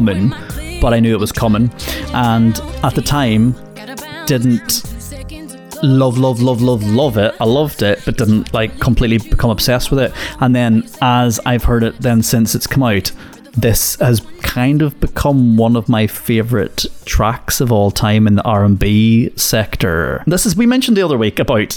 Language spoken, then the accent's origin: English; Northern Ireland, United Kingdom; growing up in Northern Ireland, right, we had a radio station in Derry called Q102.9.